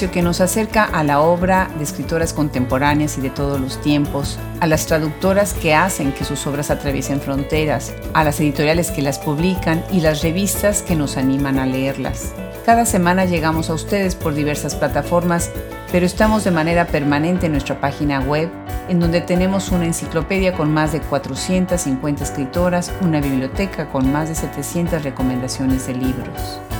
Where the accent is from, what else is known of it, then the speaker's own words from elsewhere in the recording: Mexico; Yo soy de México.